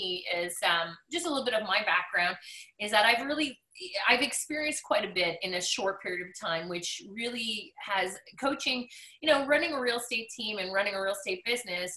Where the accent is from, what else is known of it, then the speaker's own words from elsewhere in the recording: Montreal, Quebec, Canada; now in Ottawa, Canada; I'm born and raised in Montreal, Quebec.